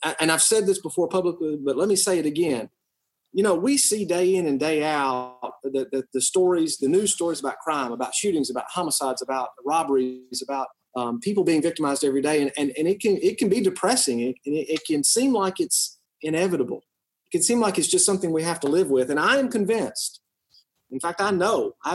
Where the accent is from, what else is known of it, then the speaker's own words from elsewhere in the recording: West Tennessee, United States; You know, I'm originally from West Tennessee. I've lived and practiced law here all my life. I came back home after law school